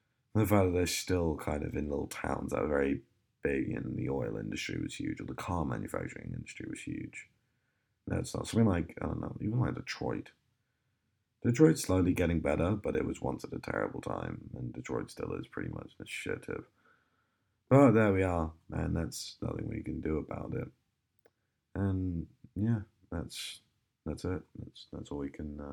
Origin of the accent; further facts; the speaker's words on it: United Kingdom; being a British citizen